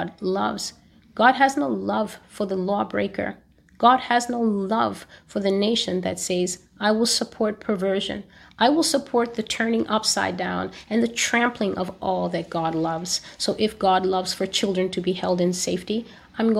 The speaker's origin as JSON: {"language": "English", "country": "United States", "said": "as an American"}